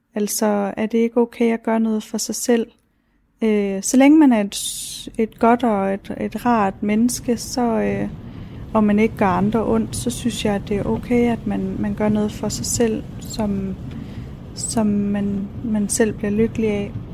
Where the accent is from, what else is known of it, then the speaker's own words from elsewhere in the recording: Ilskov, Central Denmark Region, Denmark; moved away as an adult; now in Vejle, Denmark; Jeg voksede op i Ilskov, øh, en lille bitte by i Midtjylland